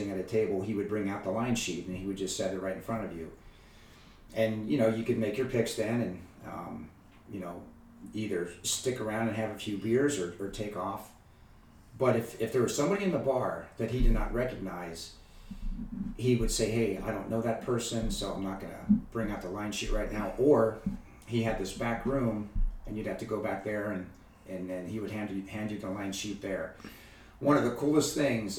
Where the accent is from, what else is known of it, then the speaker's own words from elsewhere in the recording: Cincinnati, Ohio, United States; I grew up in Cincinnati